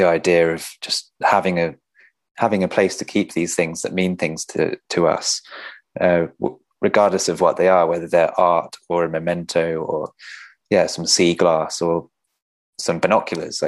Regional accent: Bath, South West England, United Kingdom; I grew up in Bath, which is the Roman city

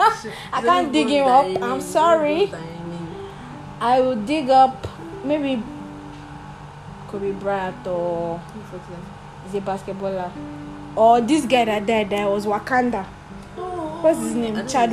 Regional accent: Nigeria; I'm such a Nigerian

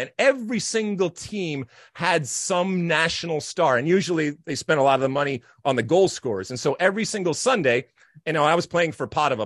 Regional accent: United States; as an American soccer player, and certainly those of us that grew up in the seventies and eighties

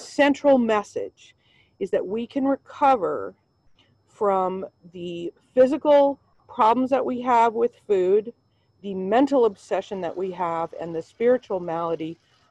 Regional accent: Seattle, Washington, United States; I grew up in Seattle

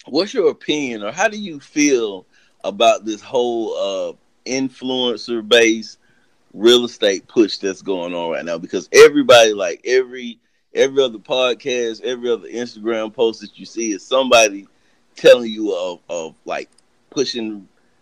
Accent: Ohio, United States; also born or lived in North Carolina; I was born in North Carolina, and I lived there till I was probably around 8. Then we moved to Ohio.

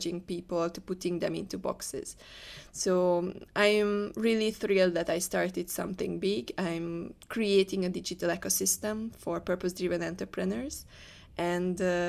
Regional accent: Hungary; moved away as an adult; now in Malaysia; I'm from Hungary. I never lived outside Hungary.

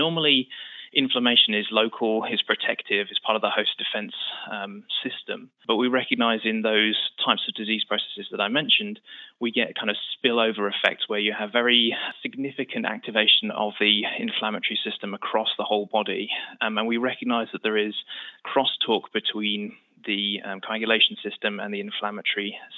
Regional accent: United Kingdom; moved away as an adult; now in United States; as you can tell from the accent, I'm not originally from New York. We moved from the UK about 5 years ago.

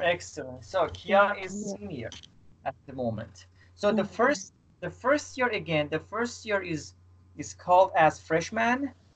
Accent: Iran; now in Istanbul, Turkey; I am from Iran. I live in Istanbul

